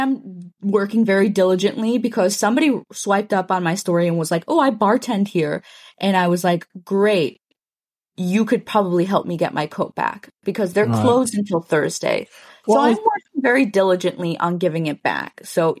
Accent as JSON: {"language": "English", "country": "Mexico", "said": "And I feel like we shouldn't reveal that we're from Mexico."}